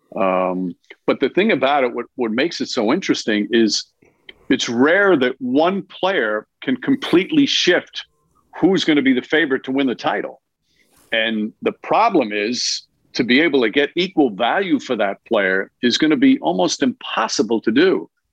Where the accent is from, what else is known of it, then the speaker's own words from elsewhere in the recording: New York, United States; as a New Yorker and as a Knicks fan